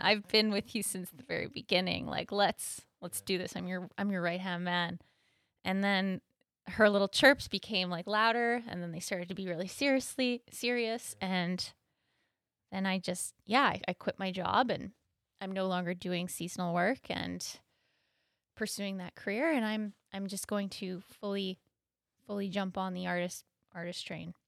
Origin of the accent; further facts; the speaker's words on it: Thunder Bay, Ontario, Canada; I am from Thunder Bay, born and raised